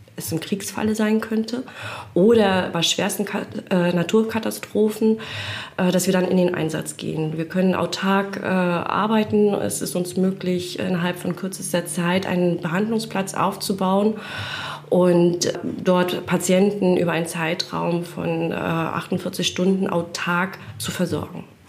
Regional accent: Rostock, Mecklenburg-Vorpommern, Germany; now in Bad Doberan, Germany; Auch in Rostock aufgewachsen und jetzt erst äh, vor ein paar Jahren nach Bad Doberan gezogen

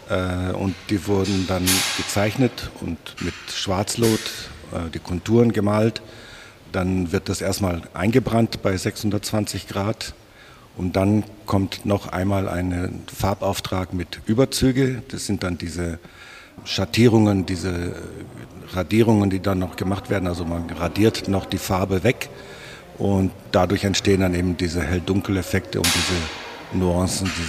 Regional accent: Rhineland, Germany; now in Grafschaft, Germany; Wir kommen ursprünglich aus dem Rheinland, wohnen aber jetzt in der Gemeinde Grafschaft. Wir können fast hingucken von hier aus.

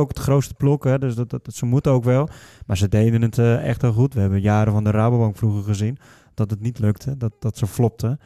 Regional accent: Netherlands; als Nederlander

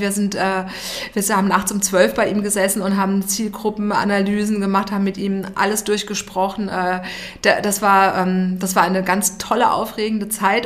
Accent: Darmstadt, Hesse, Germany; moved away as an adult; now in Munich, Germany; wir kommen beide aus Darmstadt

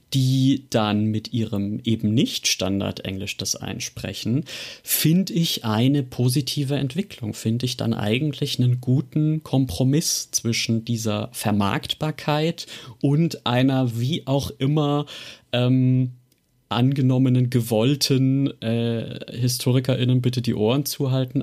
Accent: Germany; wir Deutschen sehen unseren eigenen Akzent enorm kritisch im Englischen

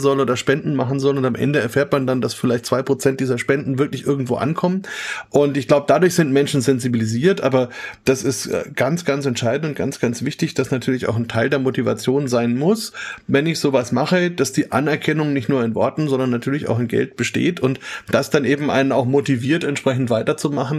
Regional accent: Germany; bei uns in Deutschland

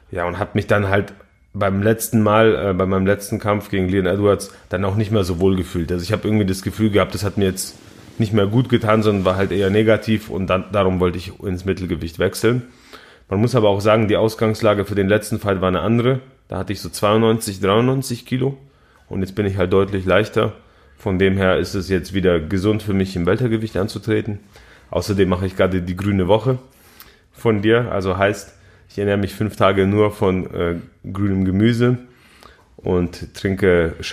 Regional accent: Poland; Zu denen gehöre ich nicht, ich bin Pole.

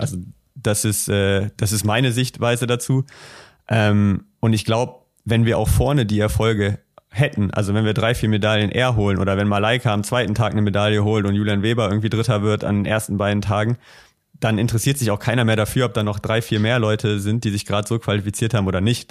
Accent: Düsseldorf, North Rhine-Westphalia, Germany; bei uns in Düsseldorf

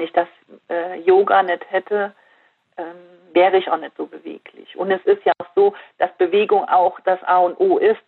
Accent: Fürth, Saarland, Germany; hier in Fürth in meinem Heimatdorf

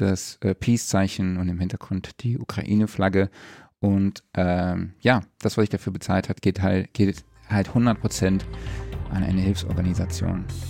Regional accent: Saarland, Germany; bei mir ja direkt um die Ecke ist von meiner Heimat aus. Das ist ein Katzensprung vom Saarland.

